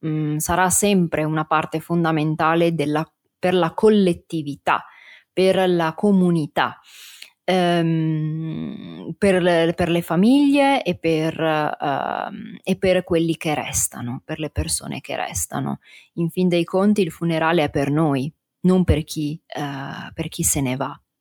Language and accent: Italian; Italy; la cultura del mio paese è anche questa, quindi una cultura, eh, fortemente religiosa